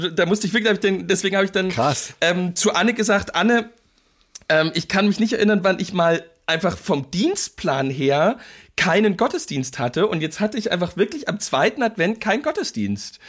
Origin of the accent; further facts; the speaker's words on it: East Germany, Germany; bei uns in Ostdeutschland